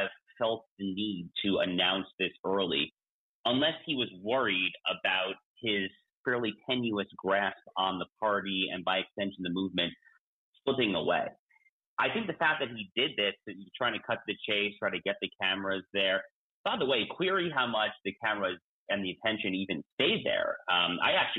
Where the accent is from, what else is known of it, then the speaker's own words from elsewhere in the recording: New York, United States; also born or lived in Colorado; now in Florida, United States; my home state, I think, if I remember correctly, your home state as well, New York State